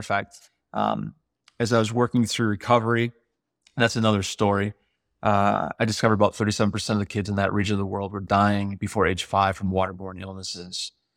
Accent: United States; when you show up in Africa as an American or someone from the West

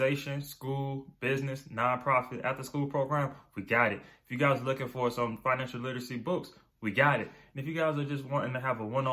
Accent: Darlington, South Carolina, United States; I'm from Darlington. So, you know, Darlington High

